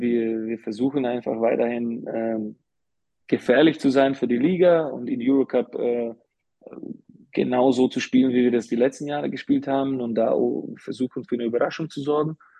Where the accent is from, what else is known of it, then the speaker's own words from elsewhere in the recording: Slovakia; German is a second language; also born or lived in Karlsruhe, Germany / Bamberg, Germany / Munich, Germany / Ulm, Germany; now in Germany; ich bin ja jetzt länger außerhalb der Slowakei, als ich in der Slowakei war